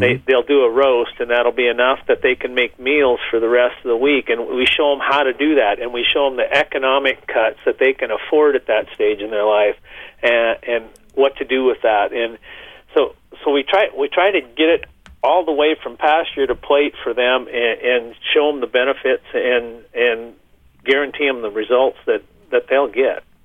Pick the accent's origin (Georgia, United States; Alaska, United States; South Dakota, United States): South Dakota, United States; Whitehall area; I'm fourth generation on this ranch here that my great-granddad started in around eighteen ninety-six. He homesteaded in the area here